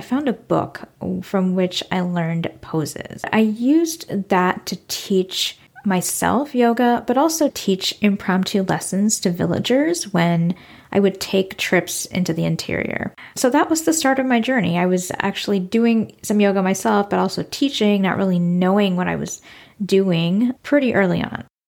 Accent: United States; moved away as an adult; also born or lived in Suriname; now in Iowa City, United States; I moved back to my hometown, which is the Quad Cities, a region of four cities on the Iowa, Illinois border.

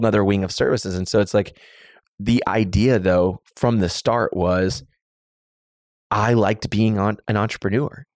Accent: Waller, Texas, United States; I grew up in Waller, Texas, the small town of Waller, Texas

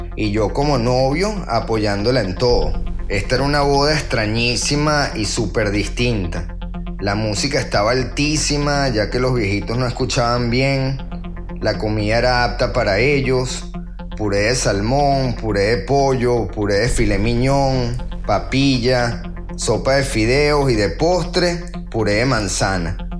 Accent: Venezuela; moved away; Como venezolanos

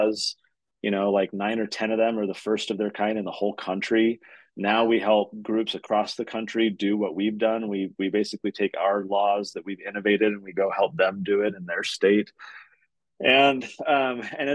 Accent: California, United States; now in Utah, United States; I'm from California

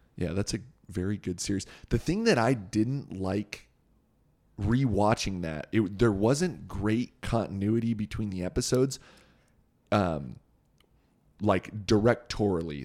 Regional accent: Southern California, United States; also born or lived in Thousand Oaks, California; We grew up in Southern California.

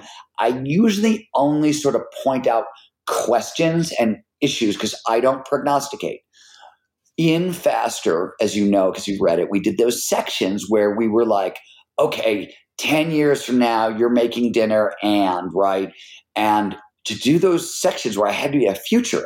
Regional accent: Cleveland, Ohio, United States; I'm from fucking Cleveland

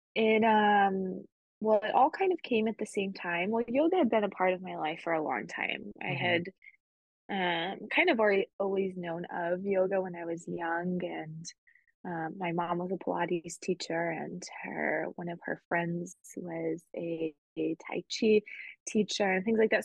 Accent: Spain; moved away; also born or lived in United States; I grew up in Spain

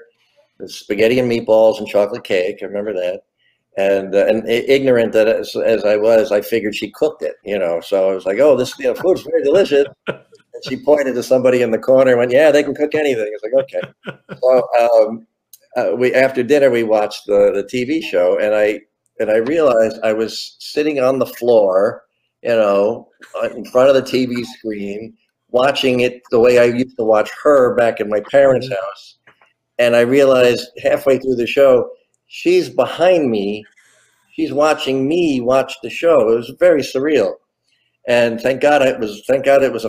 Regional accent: New Jersey, United States; moved away; I'm from New Jersey, and in Jersey, you know, because of the stations coming out of New York, Lucy was on about 8 times a day

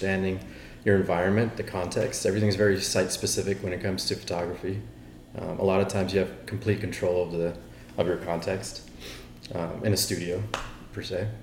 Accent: Austin, Texas, United States; also born or lived in San Francisco; Born and raised here in Austin

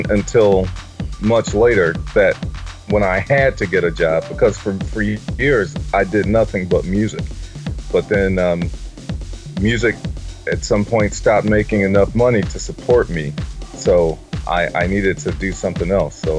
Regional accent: Detroit, Michigan, United States; I was born in the city of Detroit. I live in the suburbs now, but just like 3 miles outside of the city. So I'm a Detroit native.

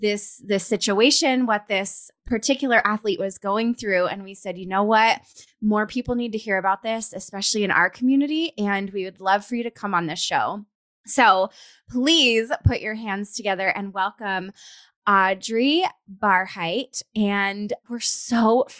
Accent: Colorado, United States; moved away; We're both from Colorado

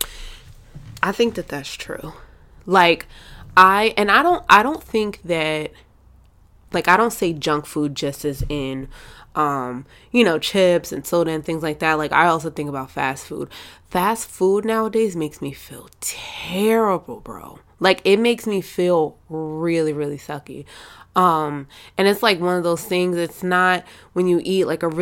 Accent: Jamaica; I'm Jamaican

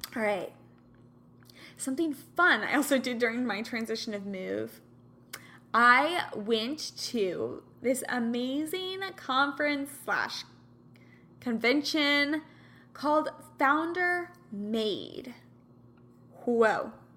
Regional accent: Kansas, United States; now in California, United States; I'm from Kansas

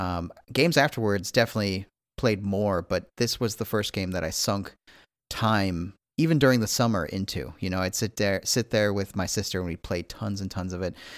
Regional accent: Midwest, United States; I'm also a Midwesterner

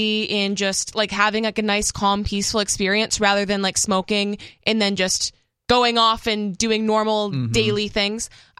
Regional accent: Massachusetts, United States; moved away; The town I grew up in Massachusetts was a dry town.

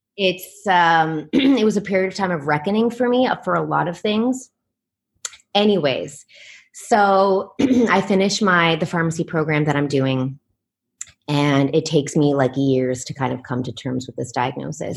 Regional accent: Canada; moved away as an adult; also born or lived in New York, United States / Netherlands; now in Taipei, Taiwan; I'm from Canada, but I've lived in Europe and I'm living, I'm in Taiwan right now

